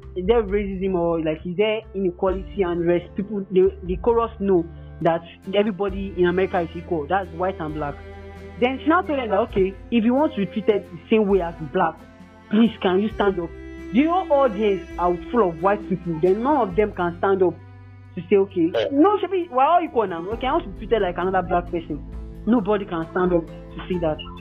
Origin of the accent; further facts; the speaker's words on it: Nigeria; I'm a Nigerian